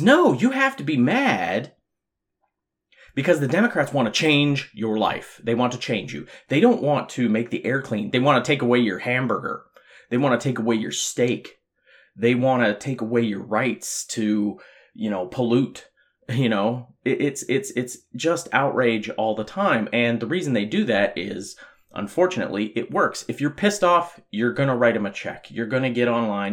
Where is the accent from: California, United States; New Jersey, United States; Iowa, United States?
California, United States; Southern; growing up in Southern California